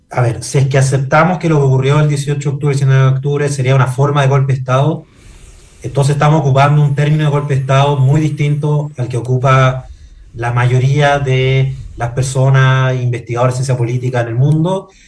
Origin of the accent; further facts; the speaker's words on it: Chile; el peor lugar para eh, eh, resolver nuestras diferencias identitarias como chilenos y chilenas.